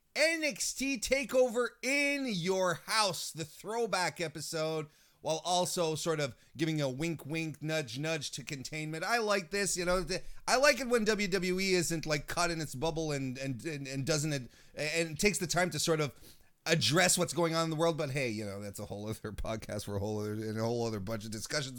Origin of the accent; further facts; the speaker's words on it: Quebec, Canada; technically, I'm from Quebec